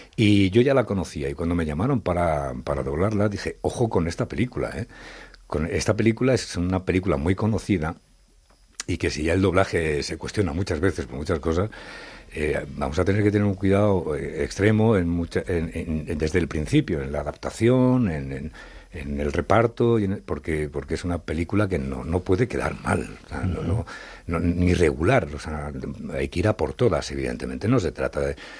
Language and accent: Spanish; Madrid, Community of Madrid, Spain; born or raised there; also born or lived in Zaragoza